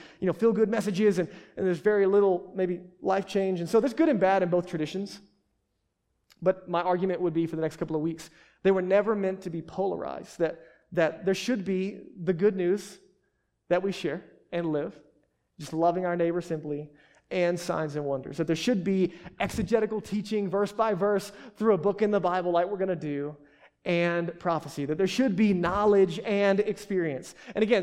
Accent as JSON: {"language": "English", "country": "United States", "said": "we're American"}